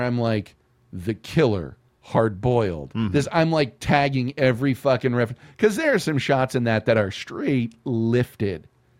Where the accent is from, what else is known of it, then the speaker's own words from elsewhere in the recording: Texas, United States; growing up in Texas, you grow up a little more conscious of mariachi music than most people do.